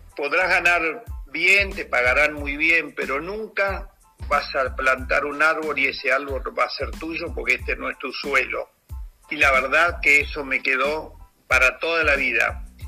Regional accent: Argentina; also born or lived in Paris, France / La Plata; como argentino

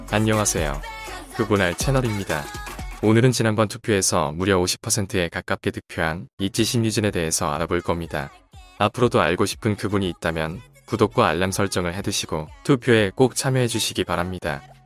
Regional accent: Gangwon, South Korea; 나도 강원도 출신인데

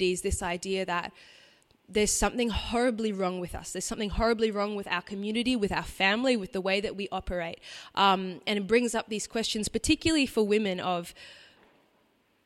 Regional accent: Brisbane, Queensland, Australia; I grew up in Brisbane, in a what you might call a nominal Catholic family

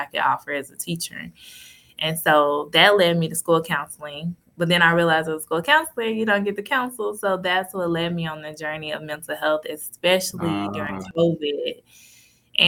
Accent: Cedar Hill, Texas, United States; I'm from Cedar Hill in Texas.

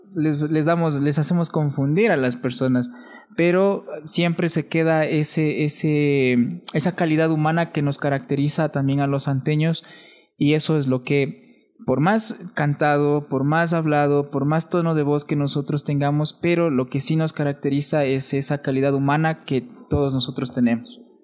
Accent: Atuntaqui, Imbabura, Ecuador; accent: Imbabura cantadito; also born or lived in Quito; yo de Atuntaki.

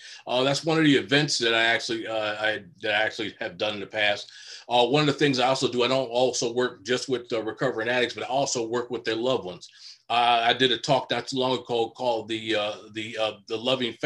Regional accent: Chicago, Illinois, United States; moved away as an adult; now in Minnesota, United States; Originally born and raised in Chicago, now currently lived in Minnesota, where I've lived for over 30 years now

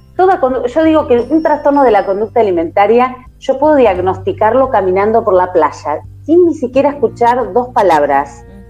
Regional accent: Argentina; soy argentina, estamos transmitiendo desde Argentina

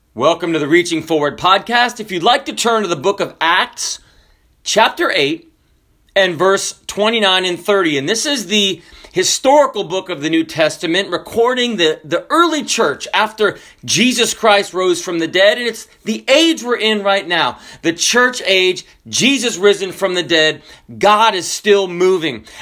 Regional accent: the South, United States; also born or lived in Washington State; we are from the South

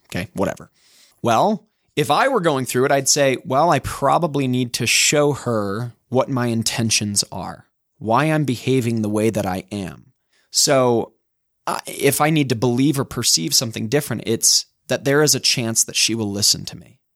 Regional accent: Utah, United States; accent: Utah; my Utah accent

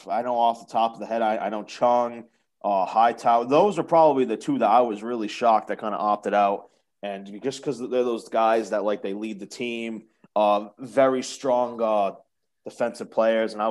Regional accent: New England, United States; I'm obviously from New England

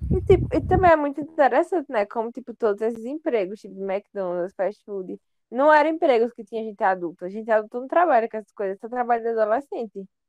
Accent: Brazil; a gente é do Brasil

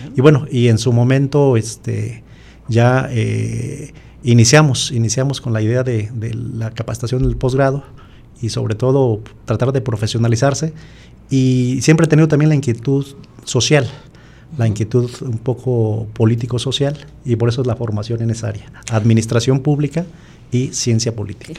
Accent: San Martín Hidalgo, Jalisco, Mexico; Yo soy hijo de campesinos, vengo originario del municipio de San Martín Hidalgo, Jalisco, de una comunidad rural

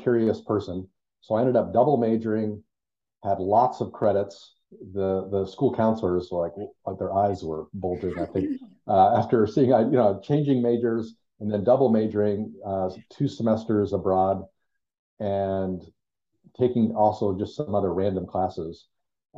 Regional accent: Colorado Springs, Colorado, United States; moved away as an adult; also born or lived in Los Angeles, California; now in Las Vegas, United States; I grew up in Colorado, particularly Colorado Springs

